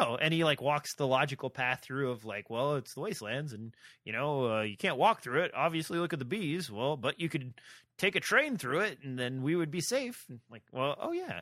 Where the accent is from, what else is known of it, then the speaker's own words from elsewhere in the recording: Nebraska, United States; I'm from Nebraska